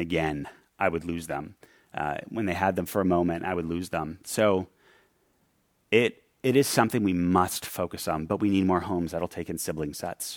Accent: New York City, New York, United States; When I grew up in New York City

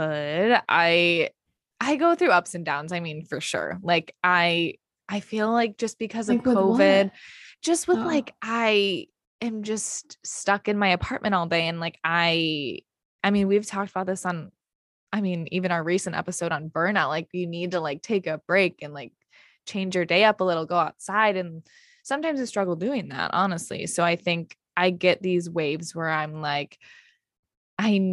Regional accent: Michigan, United States; now in New York, United States

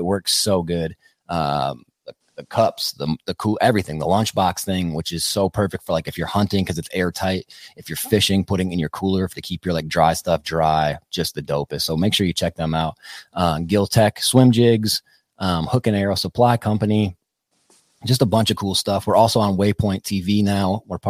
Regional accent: Wisconsin, United States; moved away; also born or lived in Austin, Texas; I'm from Wisconsin.

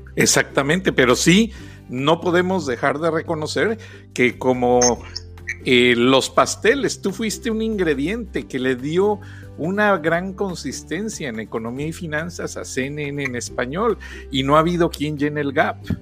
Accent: Mexico; now in Atlanta, United States; somos mexicanos

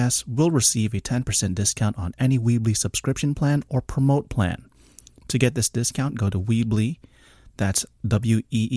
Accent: South Florida, United States; I'm from South Florida, so we get it down here

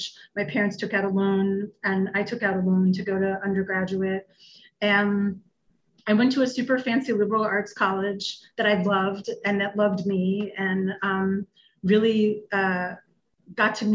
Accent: Westchester County, New York, United States; I grew up in Westchester County, north of New York City, upper middle class family

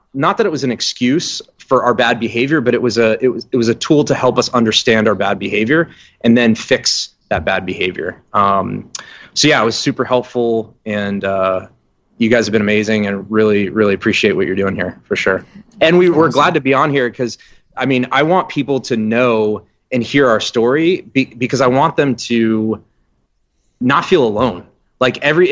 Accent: West Palm Beach, Florida, United States; we're from South Florida, West Palm area

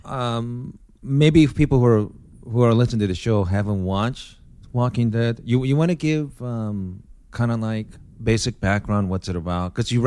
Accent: United States; as American

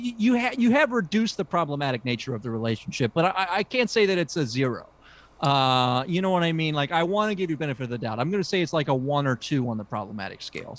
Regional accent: United Kingdom; I mean, look, I come from British culture, so we don't even talk about kissing. That's pornographic in British culture.

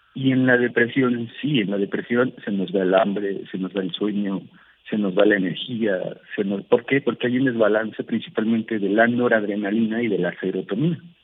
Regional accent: Mexico; en México, en mi país

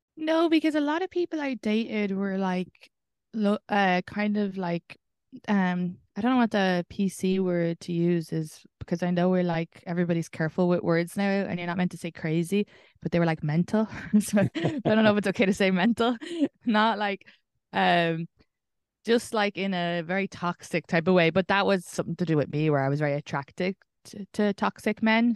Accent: Ireland; moved away

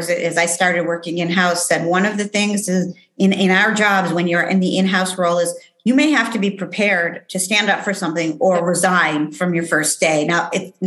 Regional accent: United States; moved away as an adult; also born or lived in Switzerland; being an American woman

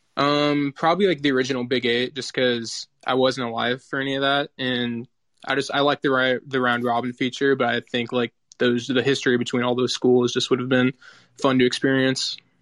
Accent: Nebraska, United States; moved away; I grew up in Nebraska and was living there at the time when that happened

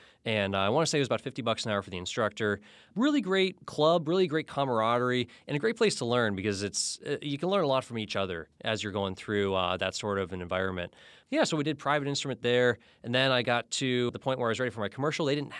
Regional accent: Florida, United States; now in Alaska, United States; I grew up in Florida, and that is why I still wear so many layers, although I technically live in Alaska now.

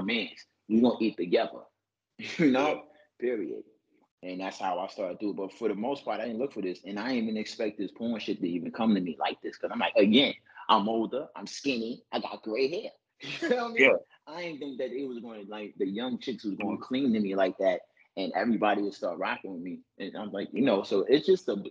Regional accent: New York City, New York, United States; I'm from New York City, born and raised, Harlem, Brooklyn, Bronx

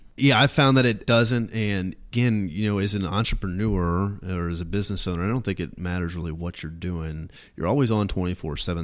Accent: Washington, Missouri, United States; moved away; growing up in Washington, it's a small town on the Missouri River

